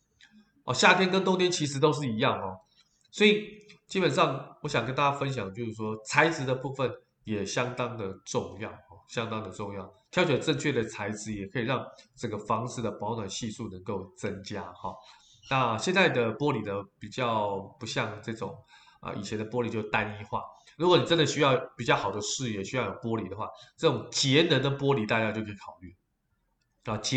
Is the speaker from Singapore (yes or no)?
no; Taiwan; 但我们台湾人过年的时候，基本上红色在做点缀的家饰，也可以提升整个家居的氛围